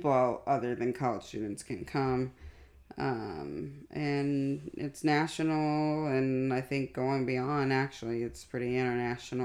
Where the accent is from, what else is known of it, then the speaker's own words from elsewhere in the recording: Indianapolis, Indiana, United States; Born in Indianapolis, Indiana.